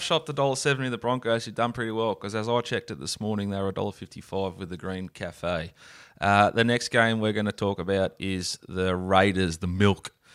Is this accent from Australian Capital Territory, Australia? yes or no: no; Sydney, New South Wales, Australia; I am from Sydney